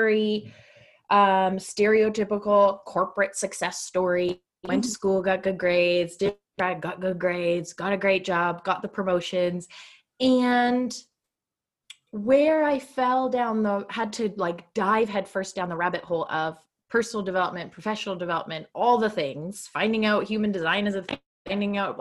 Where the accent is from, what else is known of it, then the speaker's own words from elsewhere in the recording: Canada; I'm Canadian